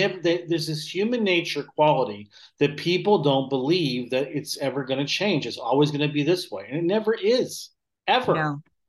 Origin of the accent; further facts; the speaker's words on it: Southern United States, United States; And I'm from the South originally. I lost my accent a long time ago